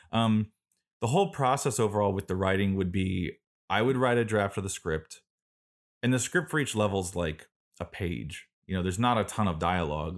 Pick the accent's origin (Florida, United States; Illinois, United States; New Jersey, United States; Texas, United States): Florida, United States; Florida Keys, United States; I grew up in South Florida in the Florida Keys on an island.